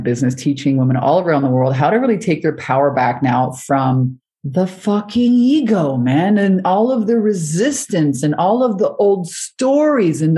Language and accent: English; Montreal, Quebec, Canada; moved away; also born or lived in Hawaii; I'd moved from Canada to Hawaii. I'm originally from Montreal.